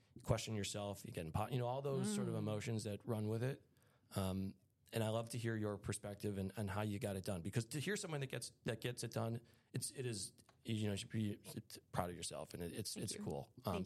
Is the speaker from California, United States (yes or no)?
no; Riverwoods, Illinois, United States; I grew up in Riverwood, which is like, I don't know if it's North Shore